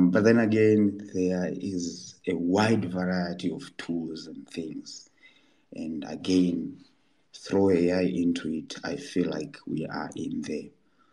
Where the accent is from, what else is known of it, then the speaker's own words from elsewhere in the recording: Kilimanjaro, Tanzania; where I was born in Kilimanjaro, and we still did not have electricity